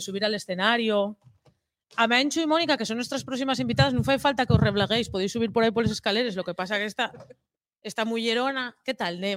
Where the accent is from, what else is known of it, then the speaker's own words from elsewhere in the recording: eastern Asturias, Spain; como hostelera que fui del oriente de Asturias